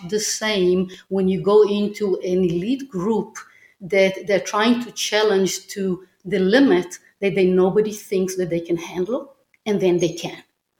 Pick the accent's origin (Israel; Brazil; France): Israel; moved away; I have a little bit of a different take here being Israeli. I grew up in Israel and I served in the Israeli army as well as was an officer in the Israeli Air Force